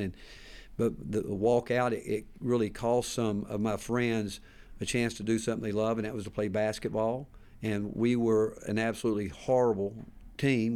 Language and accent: English; Hickory, North Carolina, United States; moved away as an adult; also born or lived in Texas; now in Knoxville, United States; growing up in Hickory, North Carolina